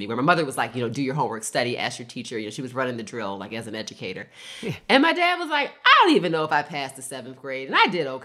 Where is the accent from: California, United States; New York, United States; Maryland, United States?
Maryland, United States; Baltimore; I was born in Baltimore, Maryland